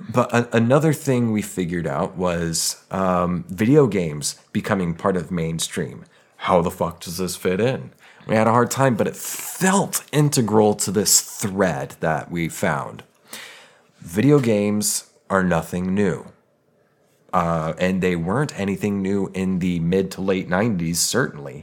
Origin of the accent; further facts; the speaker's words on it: Denver, Colorado, United States; I grew up in Denver.